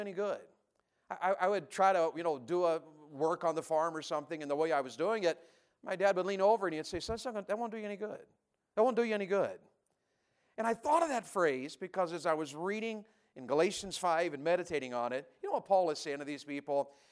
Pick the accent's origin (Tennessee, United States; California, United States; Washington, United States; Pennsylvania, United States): Tennessee, United States; I grew up in Tennessee